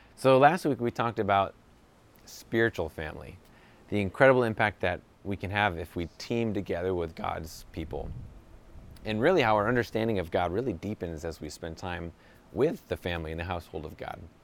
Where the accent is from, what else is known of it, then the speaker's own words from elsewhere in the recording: New York, United States; moved away as an adult; now in Southern California, United States; I grew up in New York, now I live in Southern California